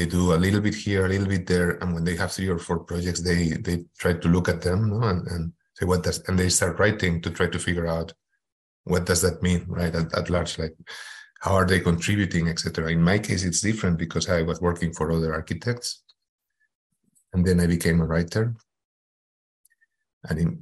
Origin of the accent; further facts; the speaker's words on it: Madrid, Community of Madrid, Spain; moved away as an adult; also born or lived in Houston, United States; I am originally from Madrid, Spain